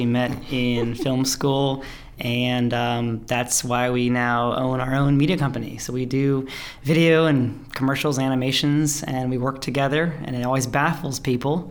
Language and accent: English; Maryland, United States; Born and raised in Maryland, raised in the country